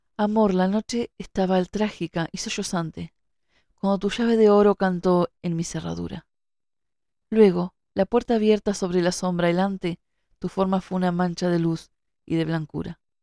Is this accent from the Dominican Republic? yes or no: no; Montevideo, Uruguay; yo que vivo en Montevideo, que, nací en Montevideo